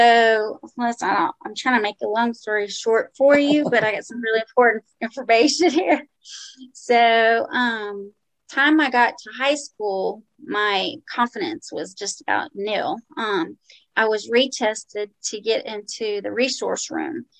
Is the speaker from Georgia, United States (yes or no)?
no; New Orleans, Louisiana, United States; now in Birmingham, United States; I presently live in Birmingham, Alabama, but I grew up in New Orleans, Louisiana